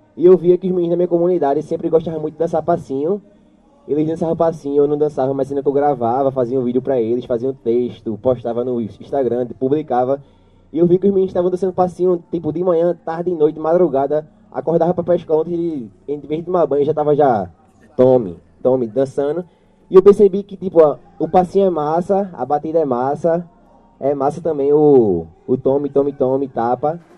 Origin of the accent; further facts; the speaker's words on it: Jacaré community, Pernambuco, Brazil; eu sou lá do Jacaré, né? E eu fui crescendo